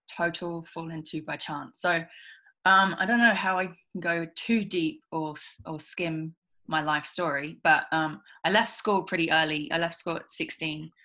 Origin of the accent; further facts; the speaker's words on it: England, United Kingdom; moved away as an adult; now in Australia; I'm originally from England. Um, I left England when I was 19